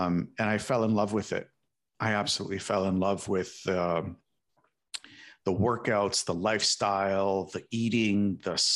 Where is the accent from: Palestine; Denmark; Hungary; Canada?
Canada; Toronto, Ontario; moved away as an adult; now in South Florida, United States; I come actually from Toronto, Toronto, Ontario, but I recently moved down to South